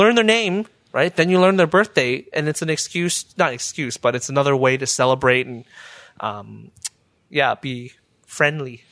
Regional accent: Burnaby, British Columbia, Canada; now in Ottawa, Canada; when I was growing up in Burnaby

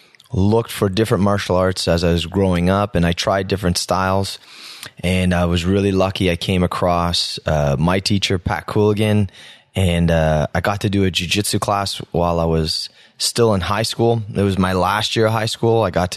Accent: Ottawa, Ontario, Canada; Yeah, born and raised in the South End.

